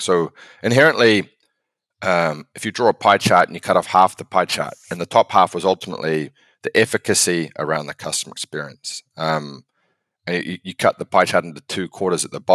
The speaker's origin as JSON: {"language": "English", "country": "New Zealand", "moved": "as an adult", "lives_now": "United States", "said": "I'm from New Zealand originally. I moved to the States sort of 2008, 2009"}